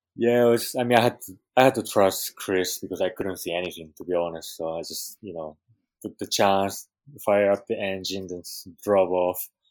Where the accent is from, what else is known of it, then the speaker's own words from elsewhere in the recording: Japan; also born or lived in Peru; now in Hawaii, United States; growing up in Japan